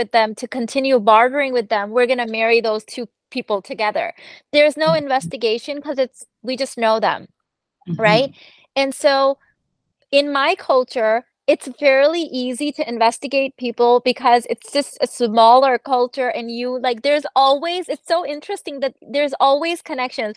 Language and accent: English; Pakistan; we're Pakistani